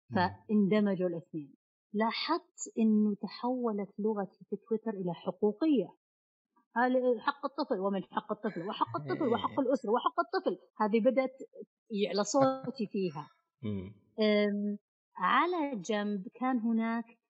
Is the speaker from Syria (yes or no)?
no; Saudi Arabia; عندنا في السعوديه